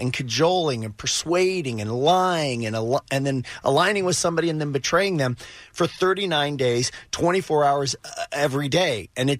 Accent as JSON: {"language": "English", "town": "Wichita", "region": "Kansas", "country": "United States", "tie": "born or raised there", "said": "Because I grew up in Wichita, our imagination was limited"}